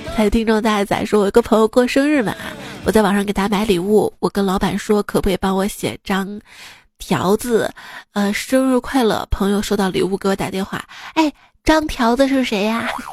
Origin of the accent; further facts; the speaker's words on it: Xi'an, Shaanxi, China; 作为一个西安人，我至今没有去过永兴坊